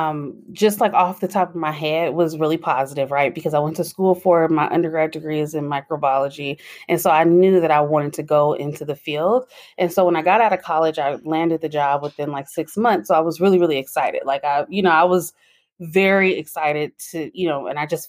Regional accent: San Francisco Bay Area, California, United States; I'm from the San Francisco Bay Area

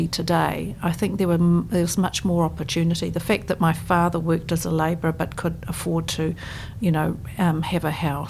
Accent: Auckland, New Zealand; moved away as an adult; now in Christchurch, New Zealand; I grew up in Ponsonby in Auckland

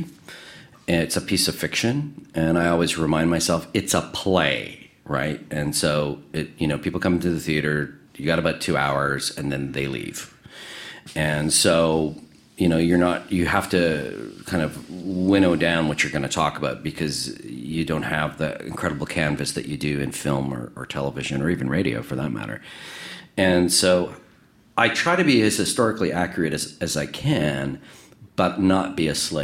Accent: Winnipeg, Manitoba, Canada; I grew up in Winnipeg

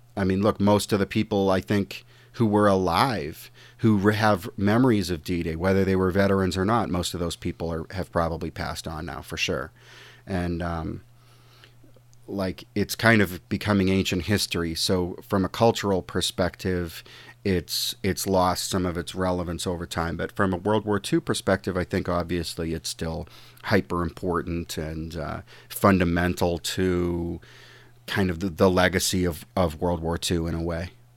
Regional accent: United States; I'm an American

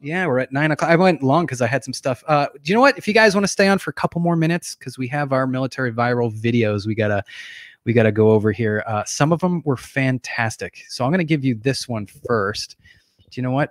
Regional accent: New Hampshire, United States; I grew up in New

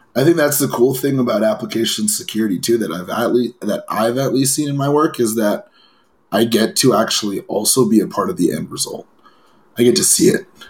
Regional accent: Los Angeles, California, United States; I grew up in Los Angeles

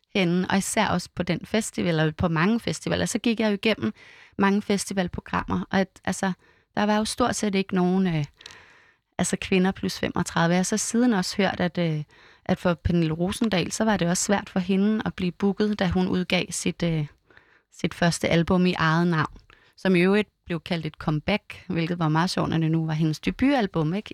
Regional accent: Vium, Central Denmark Region, Denmark; det var ikke rigtig det, man gjorde i Vium, hvor jeg er vokset op

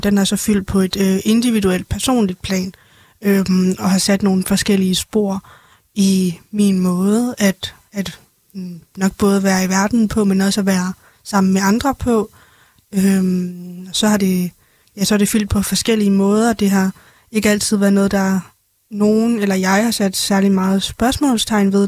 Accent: Denmark; also born or lived in China; jeg er jo egentlig rigtig fra Danmark, men jeg er født i Kina

